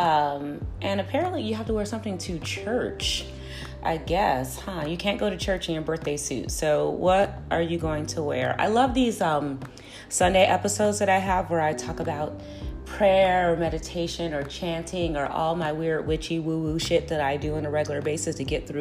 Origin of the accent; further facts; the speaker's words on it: Chicago, Illinois, United States; We're both Chicagoans